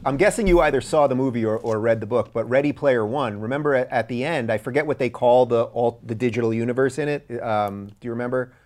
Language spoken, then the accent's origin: English; New York, United States; I grew up in New York